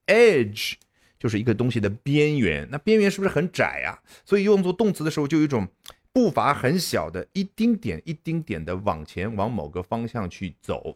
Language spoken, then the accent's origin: Chinese; China; 我们中国人